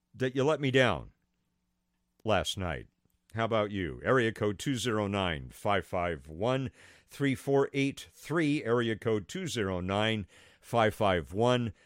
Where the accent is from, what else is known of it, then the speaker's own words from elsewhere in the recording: United States; I'm an American